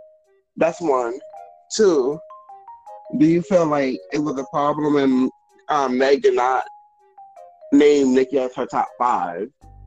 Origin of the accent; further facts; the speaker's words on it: New York, United States; I'm from New York too.